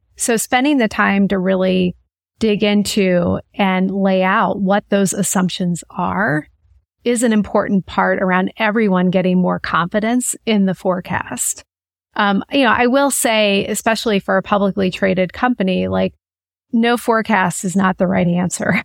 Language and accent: English; Manhattan, Kansas, United States; also born or lived in Lawrence, Kansas; So I grew up in Kansas, actually in a small town called Manhattan, Kansas.